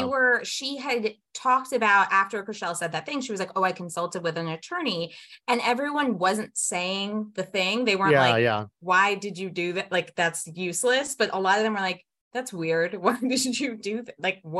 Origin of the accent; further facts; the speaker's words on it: Maryland, United States; I grew up in Maryland